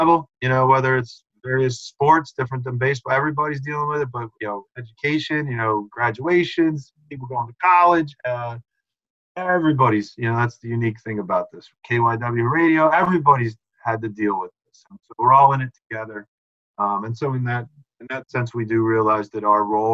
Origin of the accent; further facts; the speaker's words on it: Conshohocken, Pennsylvania, United States; I'm from Conshohocken. You know, I grew up in the Philly, a little closer to Philly than Reading